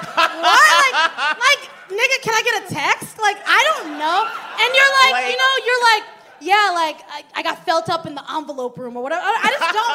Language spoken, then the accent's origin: English; Michigan, United States; moved away; I grew up in Michigan